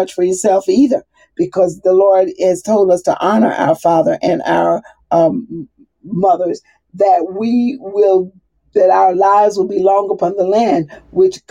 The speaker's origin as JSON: {"language": "English", "region": "the South", "country": "United States", "tie": "born or raised there", "said": "I'm from the South"}